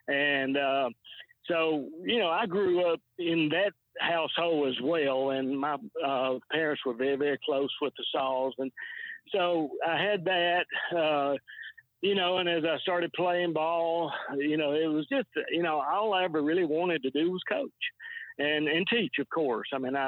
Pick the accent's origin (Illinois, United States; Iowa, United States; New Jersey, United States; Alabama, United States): Alabama, United States; Jacksonville; I grew up in Jacksonville.